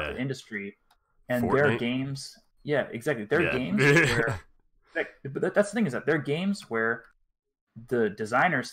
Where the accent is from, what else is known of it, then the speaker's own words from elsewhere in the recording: Montreal, Quebec, Canada; I'm from Montreal